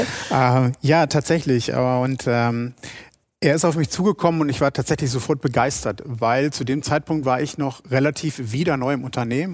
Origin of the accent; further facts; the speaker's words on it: Rheine, North Rhine-Westphalia, Germany; Rheine ist die patente Stadt im Münsterland und meine Heimatstadt.